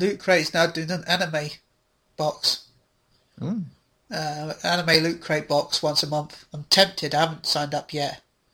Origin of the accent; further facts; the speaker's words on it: United Kingdom; we're British